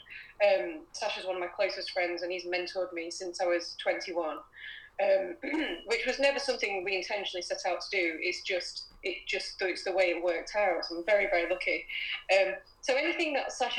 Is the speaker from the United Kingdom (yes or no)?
yes; Poulton-le-Fylde, North West England, United Kingdom; accent: unplaceable; moved away as an adult; now in Manchester, United Kingdom; I grew up in a town called Poulton-le-Fayolles